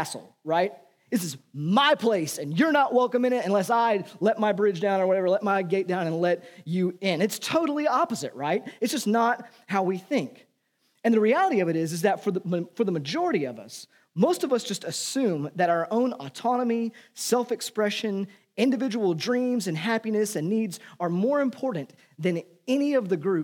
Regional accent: United States; I'm an American

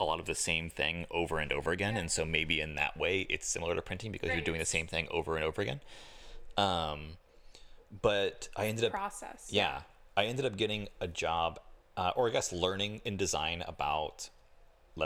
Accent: Bradenton, Florida, United States; I'm from Bradenton, Florida originally, which is near Sarasota and Tampa.

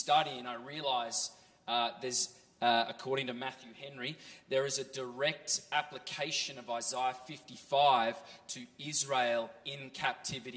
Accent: Australia; moved away as an adult; also born or lived in California; now in Norway; I grew up in Australia and then lived for 6 years in California

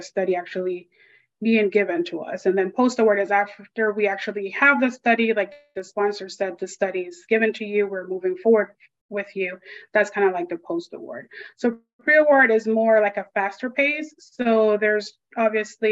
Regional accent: Panama; moved away; I'm from Panama. You know, I lived there majority of time

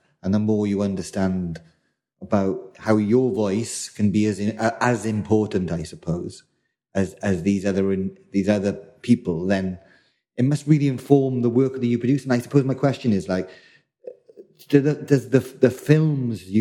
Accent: South Wales, United Kingdom; moved away as an adult; now in London, United Kingdom; I'm originally from South Wales, and I've been in London maybe 15, 20 years now.

